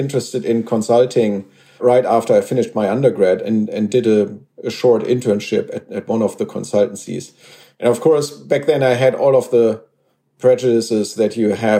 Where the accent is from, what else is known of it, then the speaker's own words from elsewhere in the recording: Germany; I grew up in Germany, and that's also where I went to school